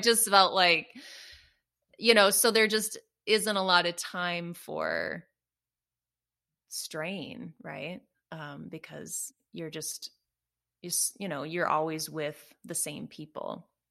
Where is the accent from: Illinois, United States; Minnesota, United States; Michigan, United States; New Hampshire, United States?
Minnesota, United States; moved away as an adult; also born or lived in Chicago; we ended up moving to Minnesota, um, so back to my hometown